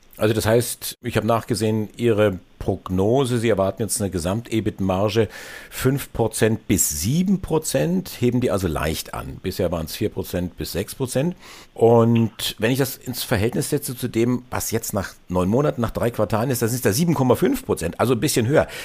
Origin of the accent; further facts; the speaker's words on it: Germany; Bei uns in Deutschland